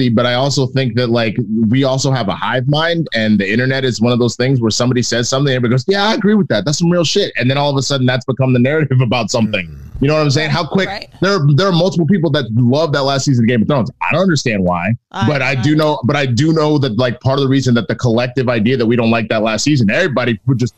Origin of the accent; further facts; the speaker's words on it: Texas, United States; I'm a Texan and I'm black.